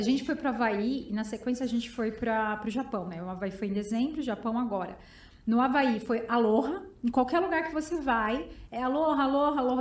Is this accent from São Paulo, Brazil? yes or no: yes; São Bernardo do Campo, São Paulo, Brazil; eu sou de São Bernardo